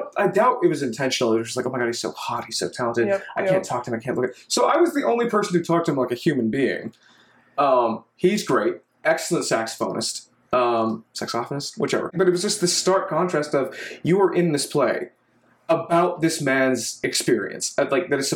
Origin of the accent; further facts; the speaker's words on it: Texas, United States; moved away as an adult; now in Washington, D.C., United States; culturally, I'm Texan because I do not speak a lick of Arabic